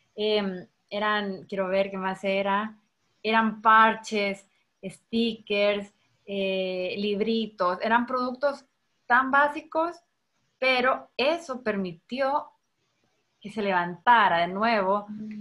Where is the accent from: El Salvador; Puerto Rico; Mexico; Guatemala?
El Salvador